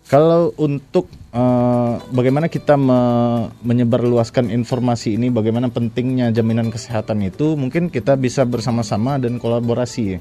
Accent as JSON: {"language": "Indonesian", "region": "West Sumatra", "country": "Indonesia", "said": "kalau sesuai juga dengan filosofi kita sebagai orang Minang ya."}